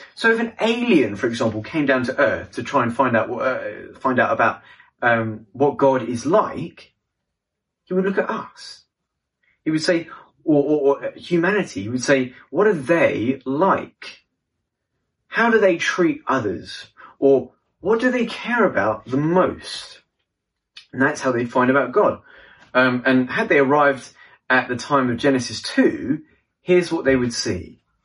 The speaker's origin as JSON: {"language": "English", "region": "London", "country": "United Kingdom", "said": "I'm from London, England"}